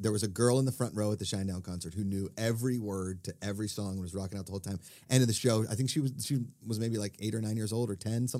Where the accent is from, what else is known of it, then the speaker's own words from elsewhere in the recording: Pittsburgh, Pennsylvania, United States; accent: Pittsburgh; That's my Pittsburgh accent coming in.